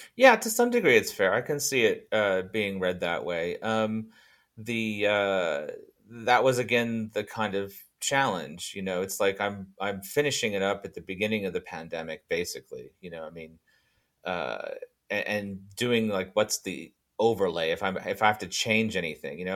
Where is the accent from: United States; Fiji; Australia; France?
Fiji; moved away; when I was growing up in Fiji